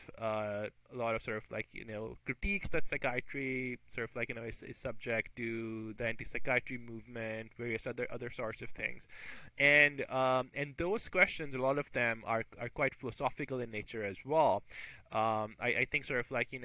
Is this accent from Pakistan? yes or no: yes; Pakistan; moved away as an adult; I grew up in Pakistan. That's where I did my med school as well.